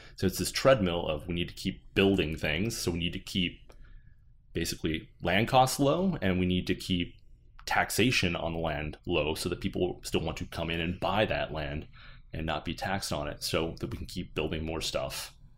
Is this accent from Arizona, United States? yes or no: yes; Flagstaff, Arizona, United States; now in Phoenix, United States; I grew up in Flagg